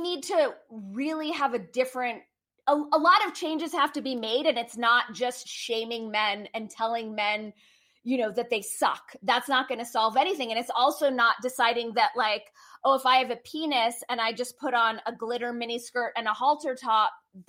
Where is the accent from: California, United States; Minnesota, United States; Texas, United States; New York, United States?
California, United States; Hollywood; You know, growing up in Hollywood, waiting tables, jumping in and out, you know, as a writer of Hollywood